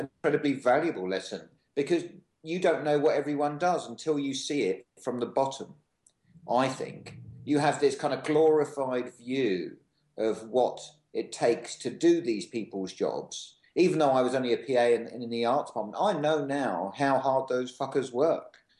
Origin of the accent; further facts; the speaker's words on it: England, United Kingdom; moved away; I'm from England